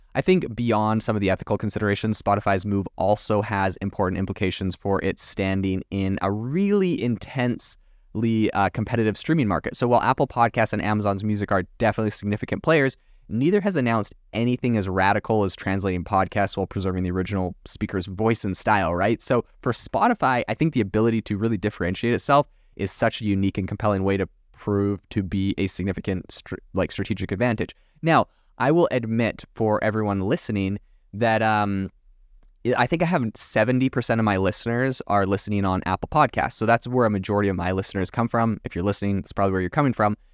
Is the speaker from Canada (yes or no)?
yes; Canada; moved away; also born or lived in France; I'm from Canada originally.